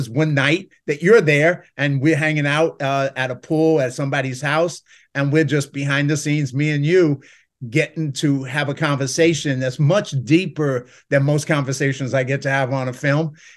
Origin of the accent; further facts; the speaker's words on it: New York City, New York, United States; I come from the South Bronx